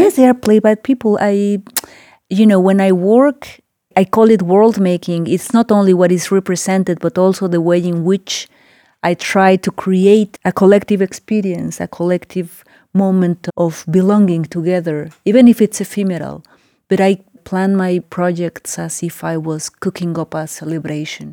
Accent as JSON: {"language": "English", "region": "Mexico City", "country": "Mexico", "also_born_or_lived": "Oaxaca", "moved": "as an adult", "said": "I live for some years now in Oaxaca. I'm originally from Mexico City"}